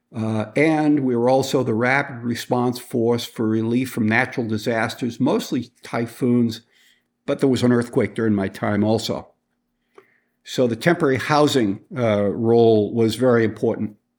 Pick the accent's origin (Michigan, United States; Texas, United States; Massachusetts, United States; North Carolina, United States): Massachusetts, United States; Boston; I was born and raised in Boston, uh, near Boston in the suburb